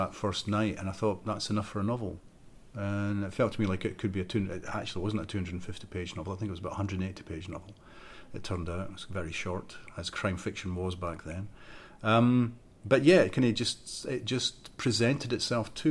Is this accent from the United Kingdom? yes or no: yes; Fife, Scotland, United Kingdom; also born or lived in Edinburgh; the village where I grew up in Fife